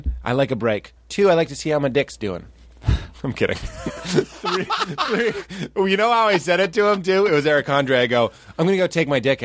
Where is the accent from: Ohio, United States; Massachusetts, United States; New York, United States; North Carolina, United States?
Massachusetts, United States; Boston; I grew up in Boston.